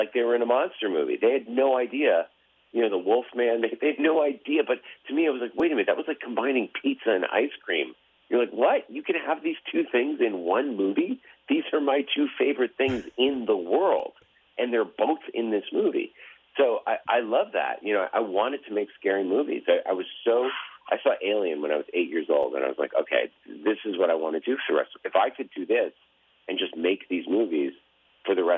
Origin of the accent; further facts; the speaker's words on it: Massachusetts, United States; I grew up in Massachusetts.